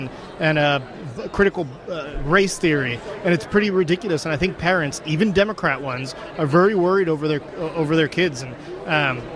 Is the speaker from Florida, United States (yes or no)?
yes; Florida, United States; I'm from Florida